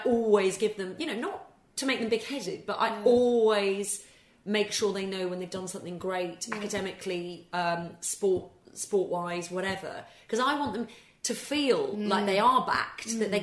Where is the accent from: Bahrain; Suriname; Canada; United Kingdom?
United Kingdom; England; also born or lived in Scotland; I, I, obviously am Scottish born, but was brought up and went to English schools.